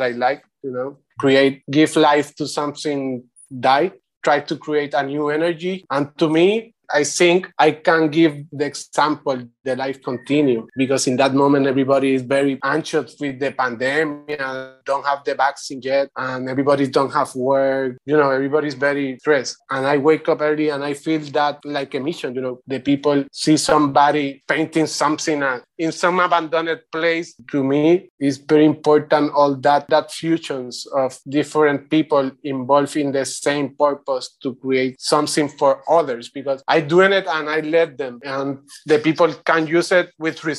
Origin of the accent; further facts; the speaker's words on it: Puerto Rico; English is a second language; also born or lived in Santurce, Puerto Rico / Bayamón, Puerto Rico / Río Piedras, Puerto Rico; now in Vieques, Puerto Rico; I am originally from Santurce, then moved to Bayamón, to a countryside, to a mountain